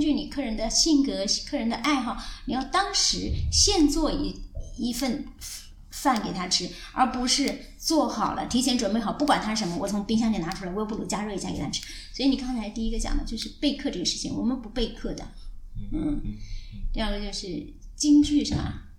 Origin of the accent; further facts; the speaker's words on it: Anhui, China; moved away as an adult; 因为我是从安徽来的